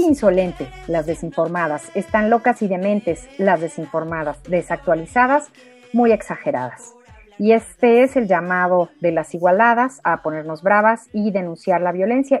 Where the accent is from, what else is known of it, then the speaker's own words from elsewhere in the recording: Mexico; en el español de México